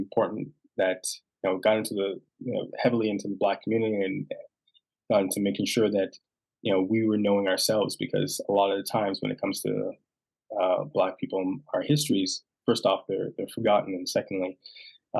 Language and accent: English; Toronto, Ontario, Canada; Born and raised in Toronto